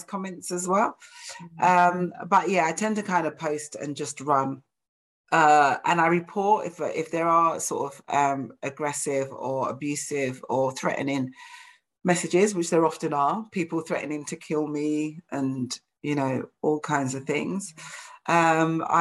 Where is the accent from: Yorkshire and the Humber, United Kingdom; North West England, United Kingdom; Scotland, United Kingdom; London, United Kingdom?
London, United Kingdom; I'm like from East London